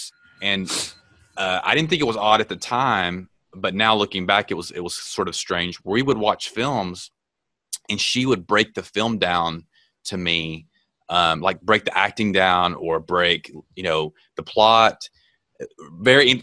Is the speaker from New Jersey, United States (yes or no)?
no; Texas, United States; I grew up in Texas